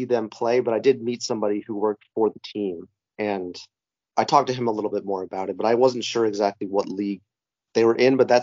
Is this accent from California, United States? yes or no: yes; between San Francisco and San Jose, California, United States; also born or lived in Chicago; I grew up in between San Francisco and San Jose